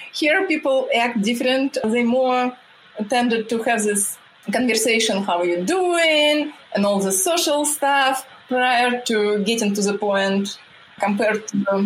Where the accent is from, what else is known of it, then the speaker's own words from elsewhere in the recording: Russia; English is a second language; moved away as an adult; now in United States; I came from Russia where we don't have this big of gap between men and women